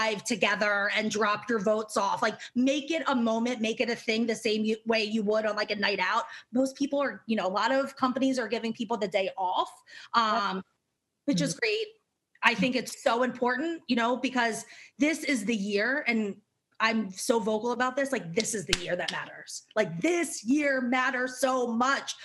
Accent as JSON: {"language": "English", "region": "Maryland", "country": "United States", "also_born_or_lived": "New York", "moved": "yes", "lives_now": "Los Angeles, United States", "said": "I'm from Maryland"}